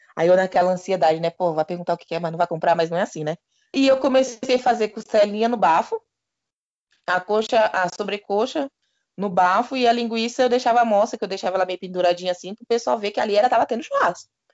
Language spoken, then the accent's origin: Portuguese; São Paulo, Brazil; eu sou da quebrada